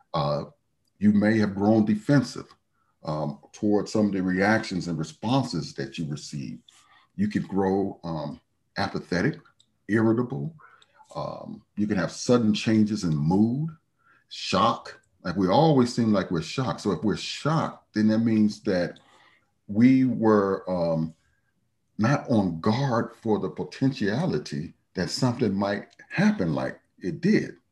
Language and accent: English; Chicago, Illinois, United States; moved away as an adult; now in Salt Lake City, United States; I'm, I'm from Chicago.